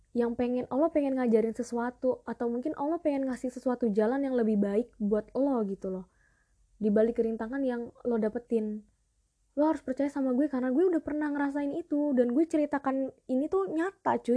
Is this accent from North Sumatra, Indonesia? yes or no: no; Palopo, South Sulawesi, Indonesia; now in Jakarta, Indonesia; Itu logat kampung gue di Sulawesi.